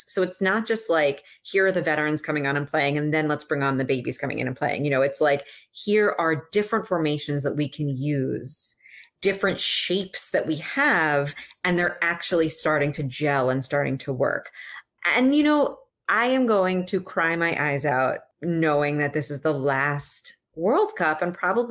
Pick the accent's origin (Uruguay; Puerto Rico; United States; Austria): Uruguay